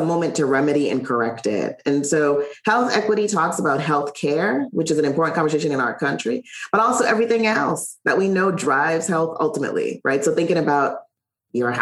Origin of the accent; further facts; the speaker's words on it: Charlotte Amalie, U.S. Virgin Islands; moved away; I grew up in St. Thomas in the U.S. Virgin Islands.